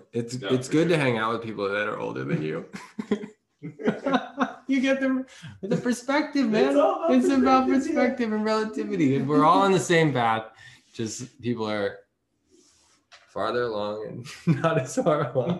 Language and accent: English; Boulder, Colorado, United States; We're from Boulder, outside of Boulder